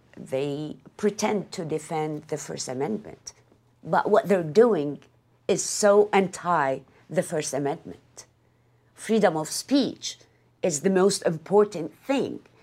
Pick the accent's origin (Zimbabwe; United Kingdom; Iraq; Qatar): Iraq; moved away as an adult; now in Minnesota, United States; that's where I was born